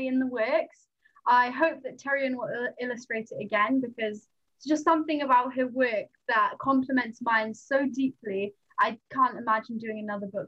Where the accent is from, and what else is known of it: Wales, United Kingdom; first language Nepali; English is a second language